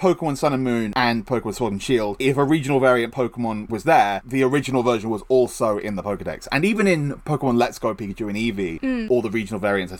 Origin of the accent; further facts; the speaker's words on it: Maine, United States; Like Furious, because I'm from Maine.